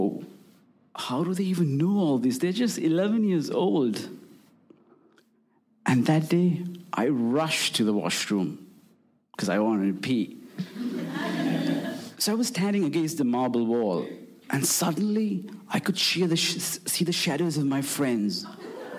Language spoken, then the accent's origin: English; Colombo, Western Province, Sri Lanka; I was born and bred in Colombo, the capital city of Sri Lanka